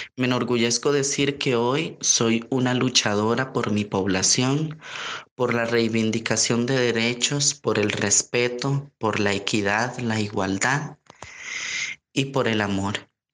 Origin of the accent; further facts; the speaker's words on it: San José, Costa Rica; en mi ciudad San José y en mi país Costa Rica